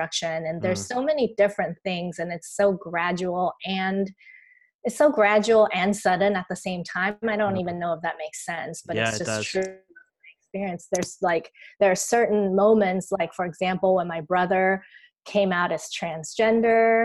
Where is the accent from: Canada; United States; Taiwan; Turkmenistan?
Taiwan; I grew up here in Taiwan